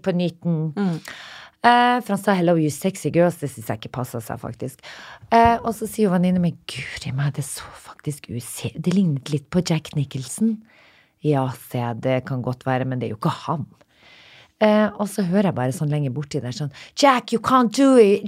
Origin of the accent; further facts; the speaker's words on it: Narvik, Nordland, Norway; moved away; hjembyen min